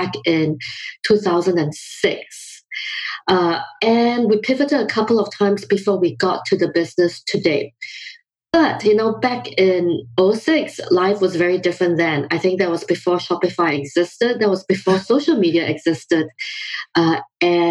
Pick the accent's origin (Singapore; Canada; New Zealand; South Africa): Singapore; also born or lived in London, United Kingdom / Oakland, California, United States; now in United States; my background is that I grew up in Singapore